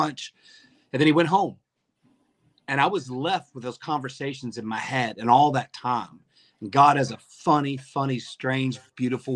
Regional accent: Arkansas, United States; now in Indiana, United States; Growing up in Arkansas, I grew up as basically a card-carrying member of the racist community

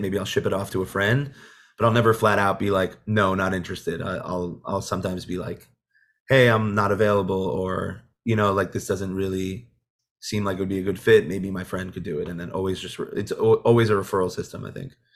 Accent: Monsey, New York, United States; I grew up in Muncie.

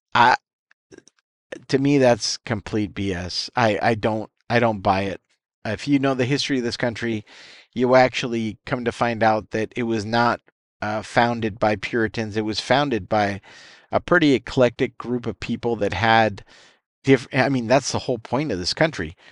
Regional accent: United States

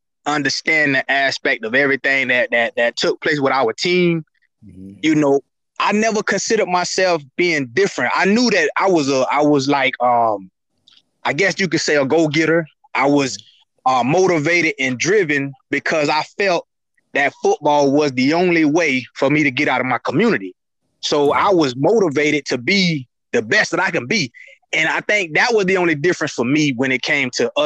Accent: Kissimmee, Florida, United States; I grew up in McLaren Circle in Kissimmee

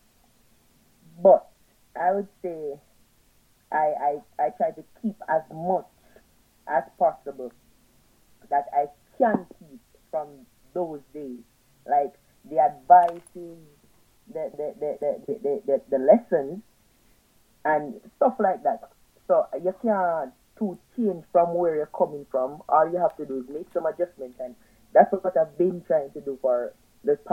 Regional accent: Saint Catherine, Jamaica; also born or lived in Saint Ann, Jamaica; I'm from St. Anne originally, but I grew up in St. Catherine.

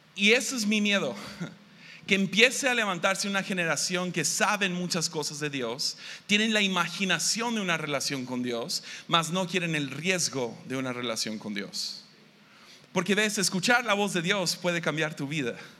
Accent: Tepic, Nayarit, Mexico; Yo vengo de Tepic, Nayarit

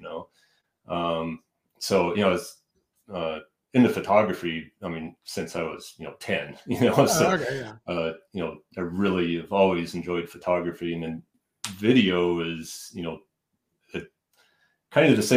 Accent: Denver, Colorado, United States; also born or lived in Buena Vista, Colorado / Texas; I was born in Denver and kind of grew up around Denver and Colorado Springs

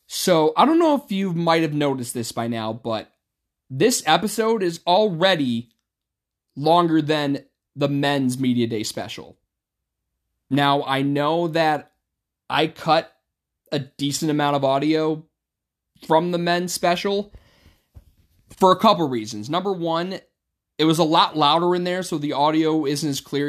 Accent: Utica, New York, United States; I'm from Utica

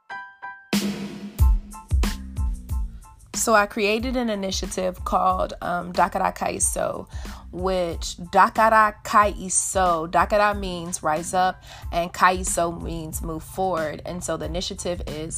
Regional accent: United States; I was born and raised here in America

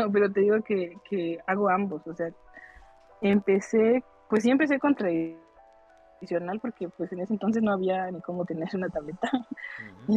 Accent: Chiapas, Mexico; soy de la, del sur de México, en Chiapas

